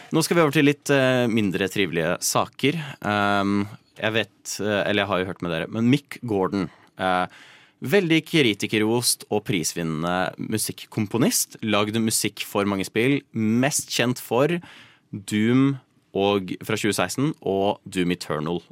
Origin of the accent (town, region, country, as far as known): Nittedal, Akershus, Norway; born or raised there